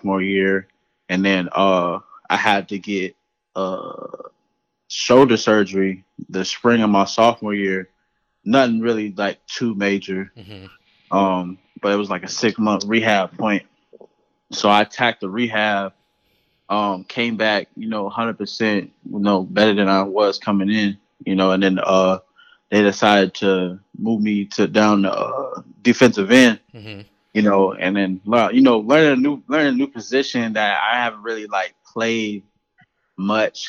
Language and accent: English; Charleston, South Carolina, United States; I am from Charleston, South Carolina, born and raised